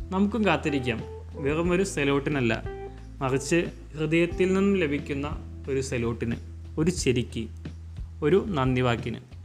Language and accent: Malayalam; Thrissur, Kerala, India; തൃശ്ശൂരുകാരനായ എന്ന നിലയിൽ